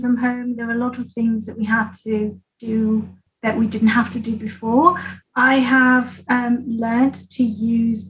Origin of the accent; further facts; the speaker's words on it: Peru; I'm a conservator from Peru and we have lots of llamas.